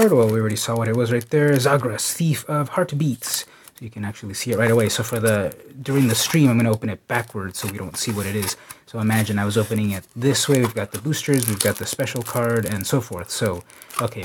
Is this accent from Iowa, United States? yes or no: no; San Diego, California, United States; San Diego, my hometown